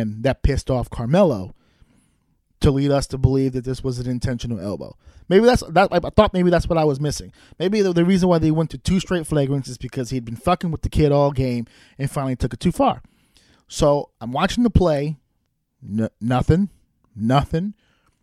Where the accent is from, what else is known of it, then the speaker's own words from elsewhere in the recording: New York, United States; as a New Yorker